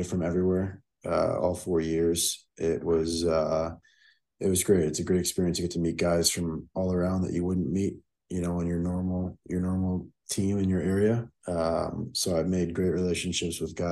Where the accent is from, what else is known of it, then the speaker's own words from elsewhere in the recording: South Florida, United States; born and raised in South Florida